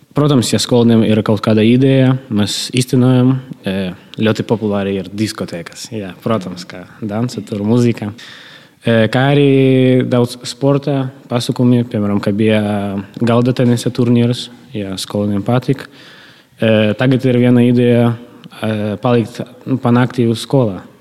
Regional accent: Malta, Latgale, Latvia; es arī no Maltas

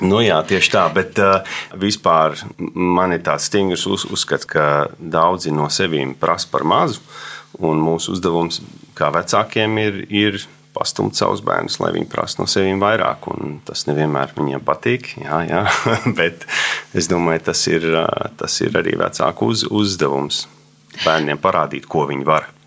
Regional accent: Sydney, New South Wales, Australia; moved away as an adult; also born or lived in United States; now in Latvia; mēs uzaugām Sidnejā

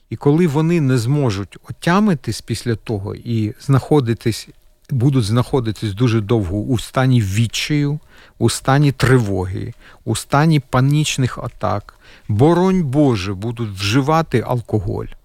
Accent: Kyiv, Ukraine; now in Latvia; Ми перший це був переїзд, оскільки я киянин. Е, ми були дуже близько. Ви знаєте, ці міста на весь світ Буча, Ірпінь, ми з того боку краю Києва.

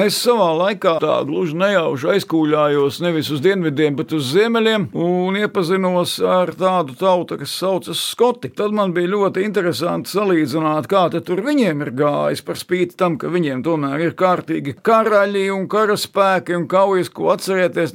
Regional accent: Sigulda, Vidzeme, Latvia; es piedzimu Siguldā

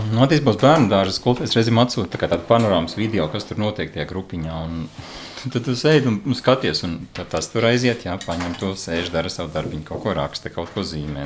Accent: Priekuļi, Vidzeme, Latvia; now in Mārupe, Latvia; esmu dzimis ceļos, naudas priekuļos

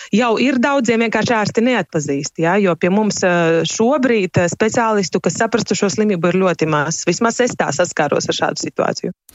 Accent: Rēzekne, Latgale, Latvia; es esmu no Reizeknes

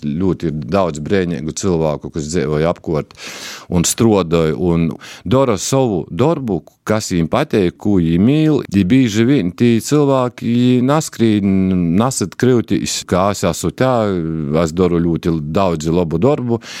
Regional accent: Latgale, Latvia; tā ir mana dzimtenē

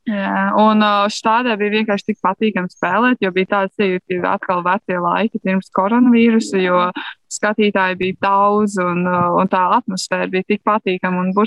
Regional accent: Latvia; Uh, nu, mēs tomēr esam latvieši, mēs esam pieraduši pie attiecīgiem Latvijas laikapstākļiem

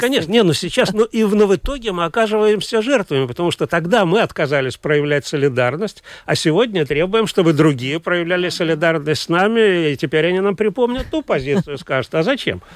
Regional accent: Latvia; first language Russian; я гражданин Латвии, я родился и прожил здесь всю жизнь, но мой родной язык русский

